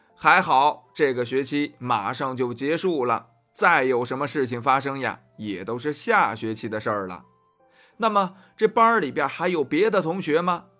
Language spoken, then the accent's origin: Chinese; Shaanxi, China; 大秦这人呀，跟咱们陕西人一样太实在了